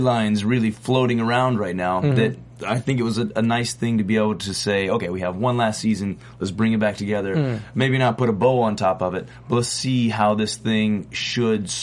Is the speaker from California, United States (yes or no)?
no; Alabama, United States; moved away as an adult; now in Los Angeles, United States; I came out here from Alabama